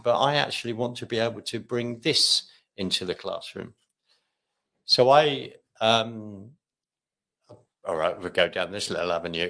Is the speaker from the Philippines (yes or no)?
no; London, United Kingdom; now in Scotland; I'm from London. Mm-hmm. Originally